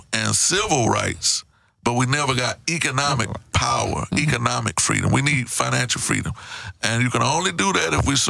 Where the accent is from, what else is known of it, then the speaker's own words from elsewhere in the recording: Houston, Texas, United States; I'm from Trinity Garden.